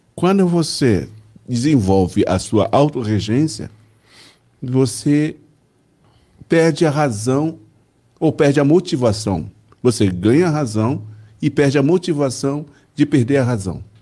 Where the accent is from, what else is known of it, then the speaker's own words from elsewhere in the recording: Belo Horizonte, Minas Gerais, Brazil; Eu fui materializado em Belo Horizonte, né? É. Portanto, sou mineiro de Belo Horizonte.